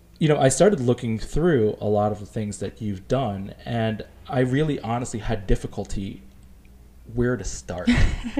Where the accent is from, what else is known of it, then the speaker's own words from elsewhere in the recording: New York City, New York, United States; growing up in New York City, we stayed away from cold weather sports